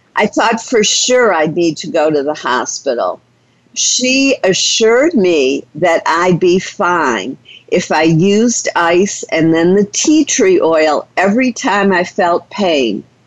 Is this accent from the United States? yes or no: yes; Detroit, Michigan, United States; I grew up in Detroit, Michigan